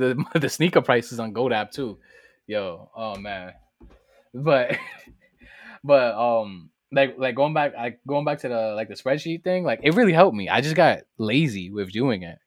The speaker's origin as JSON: {"language": "English", "town": "New York City", "region": "New York", "country": "United States", "said": "I come straight out of the Boogie Down Bronx, fr, straight outta High Bridge"}